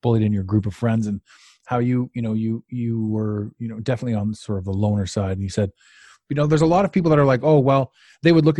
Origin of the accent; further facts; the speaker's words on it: Canada; I'm from Canada